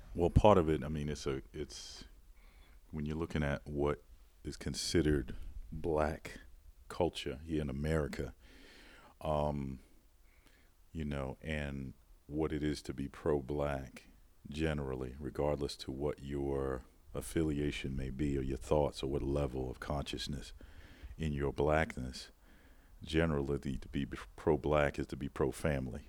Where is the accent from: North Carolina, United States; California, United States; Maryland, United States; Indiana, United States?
Maryland, United States; Baltimore; a background in wine growing up in Baltimore